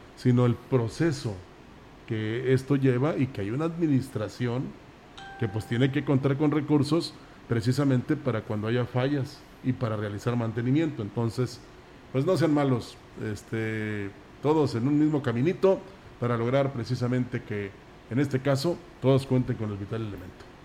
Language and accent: Spanish; San Luis Potosí, Mexico; Así somos los potosinos